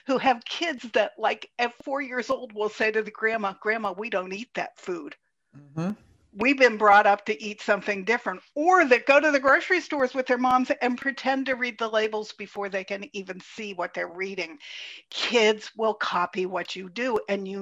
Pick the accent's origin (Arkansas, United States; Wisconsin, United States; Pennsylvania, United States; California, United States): Pennsylvania, United States; Pittsburgh; I was born in Pittsburgh